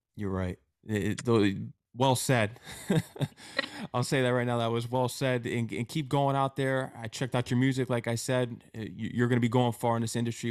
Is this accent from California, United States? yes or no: no; Connecticut, United States; moved away; also born or lived in New York; I'm from Connecticut